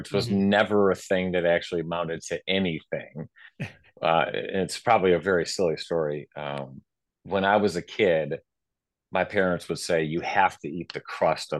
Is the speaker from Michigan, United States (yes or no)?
yes; Owosso, Michigan, United States; also born or lived in Lansing, Michigan; I grew up in Owosso, right outside of Lansing.